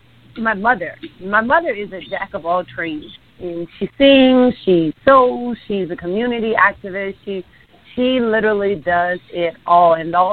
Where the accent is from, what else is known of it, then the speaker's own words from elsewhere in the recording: New Orleans, Louisiana, United States; Born and raised in New Orleans, Louisiana.